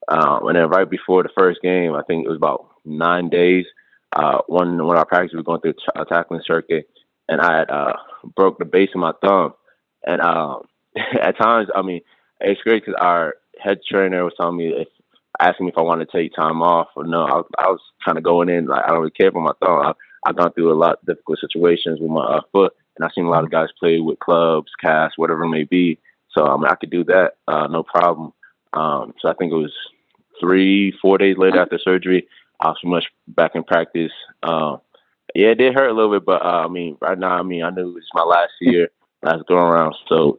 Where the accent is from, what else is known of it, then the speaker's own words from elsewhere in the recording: Minnesota, United States; also born or lived in Accra, Ghana / Attleboro, United States / Snellville, United States / Bronx, United States; I was born in Accra, Ghana. I moved to the U.S. when I was about four. I first moved to Minnesota, where I live with my uncle, my mom, and my sister.